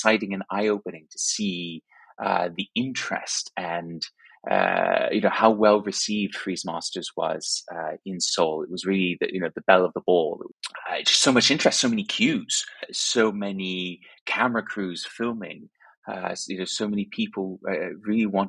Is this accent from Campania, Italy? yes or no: no; Rome, Lazio, Italy; moved away as an adult; now in United Kingdom; I grew up in Rome, Italy, and went to school there, then went to university here in the UK